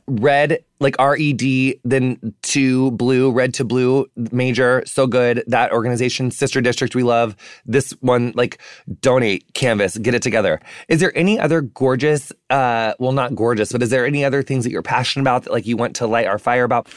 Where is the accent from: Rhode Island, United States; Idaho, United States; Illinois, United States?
Illinois, United States; rural; growing up in the middle of America, like, on, you know, in small, m, m, like, Midwestern, you know, rural Illinois town